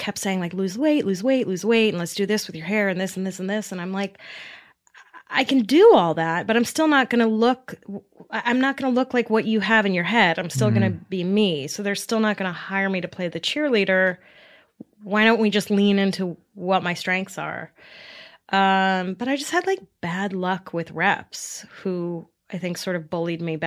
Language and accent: English; New York, United States; I grew up in New York